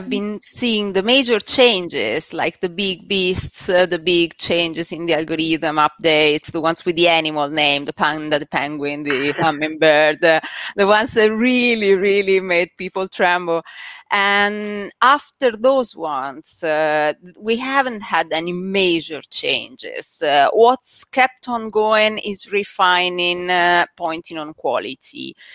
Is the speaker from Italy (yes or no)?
yes; Italy; English is a second language; moved away as an adult; six years back in Italy. You can hear from my accent that I'm not originally, I wasn't originally born here. And yeah, back in Italy, we used to run uh, a marketing agency